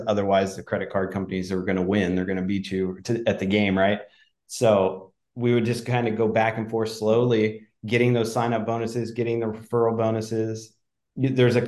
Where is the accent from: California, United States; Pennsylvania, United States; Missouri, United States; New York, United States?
Pennsylvania, United States; moved away; I grew up in Pennsylvania and I grew up camping and hiking as a kid